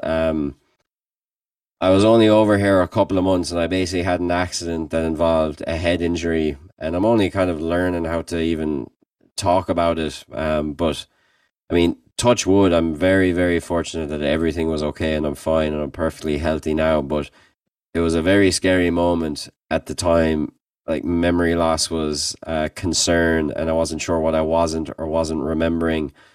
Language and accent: English; Limerick, Munster, Ireland; moved away as an adult; now in Kent, Ohio, United States; as a band, we're from Limerick